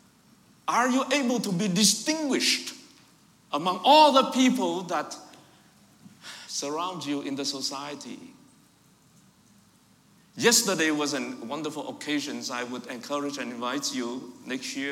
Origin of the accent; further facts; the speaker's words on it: Vietnam; first language Vietnamese; English is a second language; moved away; I was raised and born in Vietnam, but I have Chinese ancestry.